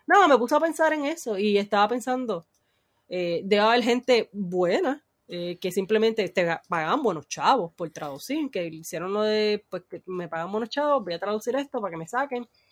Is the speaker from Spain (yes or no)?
no; Puerto Rico; los puertorriqueños somos hispanos